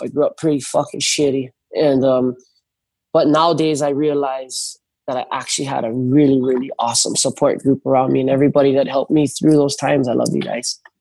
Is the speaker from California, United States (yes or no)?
no; North Shore, Oahu, Hawaii, United States; I grew up on the North Shore